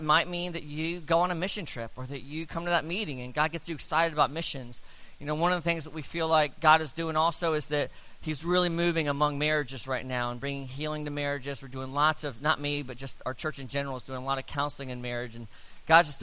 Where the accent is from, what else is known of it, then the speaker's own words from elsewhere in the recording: South Florida, United States; We grew up in South Florida